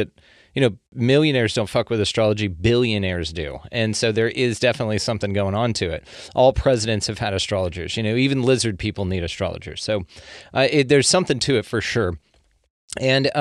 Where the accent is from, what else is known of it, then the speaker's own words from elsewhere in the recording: the South, United States; I'm from the South